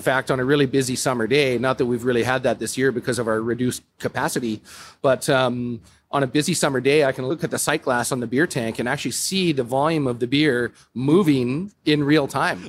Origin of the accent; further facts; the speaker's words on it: Calgary, Alberta, Canada; moved away as an adult; now in Whistler, Canada; I'm originally from Calgary, Alberta